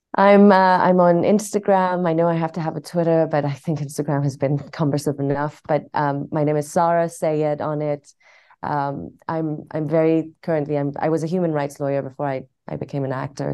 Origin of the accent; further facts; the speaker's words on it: Tehran, Tehran Province, Iran; also born or lived in London / Cambridge; now in Los Angeles, United States; I was born in Tehran. I moved to London for about fifteen years, and then I came to Cambridge to study, and I'm in L A now